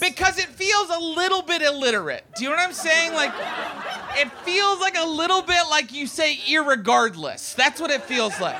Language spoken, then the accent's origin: English; West Virginia, United States; now in Los Angeles, United States; I'm from West Virginia